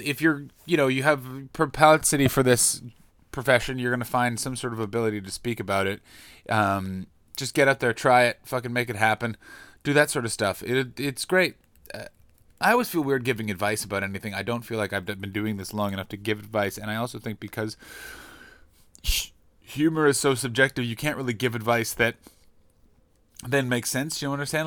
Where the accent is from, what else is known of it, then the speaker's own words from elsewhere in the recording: Canada; as a Canadian